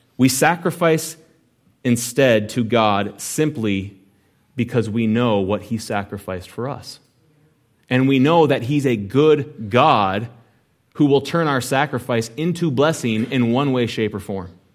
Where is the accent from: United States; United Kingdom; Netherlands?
United States